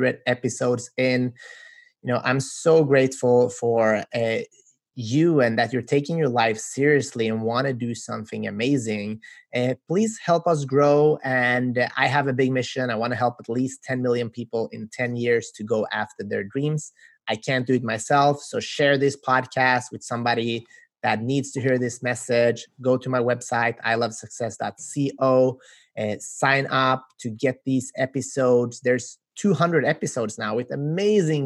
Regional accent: Sweden; We're from Sweden

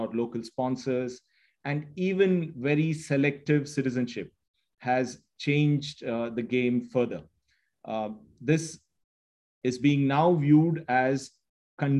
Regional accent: India; moved away as an adult; now in United Arab Emirates; I'm Indian at heart, but an Emirati in the mind.

